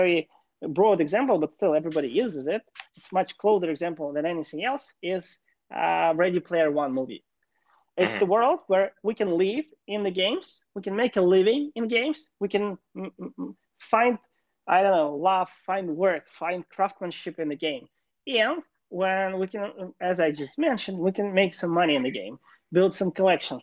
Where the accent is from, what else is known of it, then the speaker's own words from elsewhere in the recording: Kyiv, Ukraine; moved away as an adult; now in Los Angeles, United States; I was born and raised in Kyiv, Ukraine.